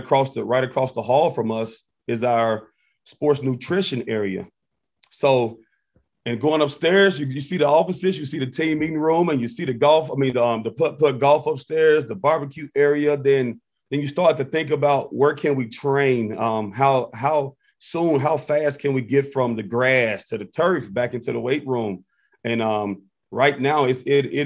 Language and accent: English; Memphis, Tennessee, United States; moved away as an adult; now in Champaign, United States; my hometown, Memphis, Tennessee